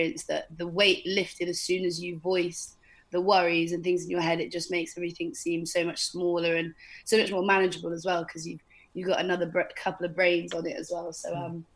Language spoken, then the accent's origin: English; Devon, South West England, United Kingdom; also born or lived in Bali; I moved back to my family home in Devon